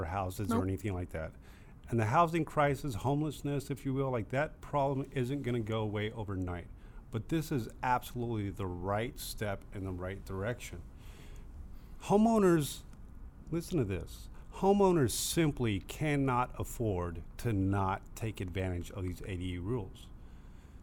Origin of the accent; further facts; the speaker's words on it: Riverside, California, United States; old ranch where I grew up in Riverside